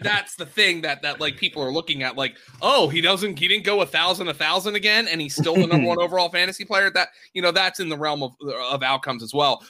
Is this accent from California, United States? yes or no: no; Pennsylvania, United States; I'm from Pennsylvania